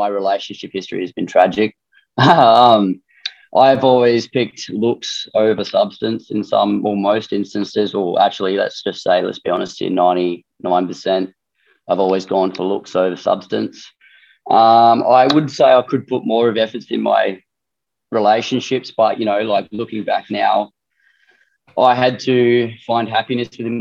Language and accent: English; Darwin, Northern Territory, Australia; I guess I'm from Darwin